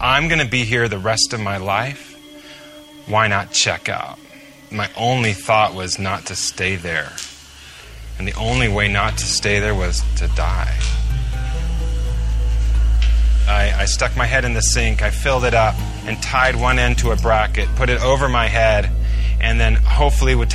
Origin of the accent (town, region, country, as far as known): United States